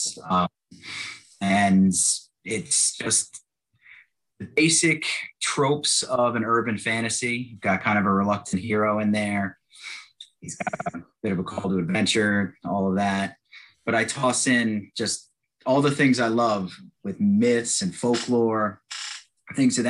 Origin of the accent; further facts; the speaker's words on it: United States; I'm too American to claim I'm Irish. There's too much English flowing through me. But my family hails from County Mayo in Ireland